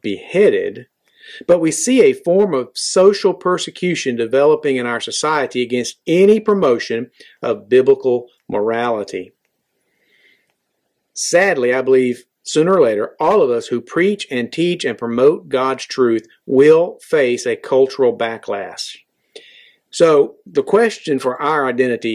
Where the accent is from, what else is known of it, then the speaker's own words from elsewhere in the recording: United States; I am an American and I am proud to be an American